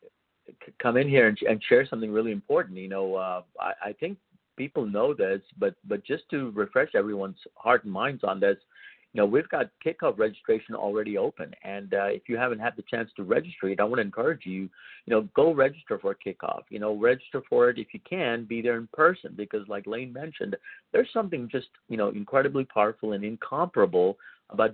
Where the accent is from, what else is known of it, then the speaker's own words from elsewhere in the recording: Houston, Texas, United States; I'm from Houston